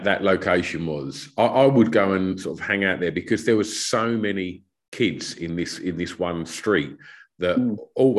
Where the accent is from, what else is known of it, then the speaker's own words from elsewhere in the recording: Thurrock, East of England, United Kingdom; growing up where we grew up in Thurrock in Essex